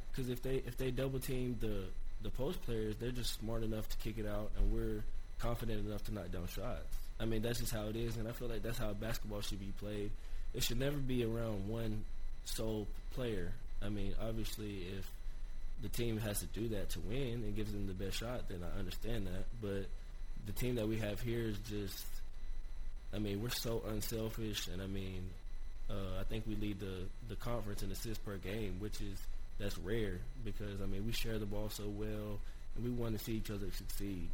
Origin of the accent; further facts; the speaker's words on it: Johnson City, Tennessee, United States; ETSU, my hometown, and just growing up and seeing all the uh, ETSU greats